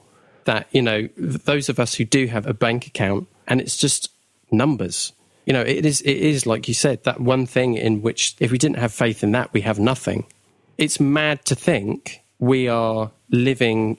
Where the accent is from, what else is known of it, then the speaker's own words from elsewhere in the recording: United Kingdom; we're British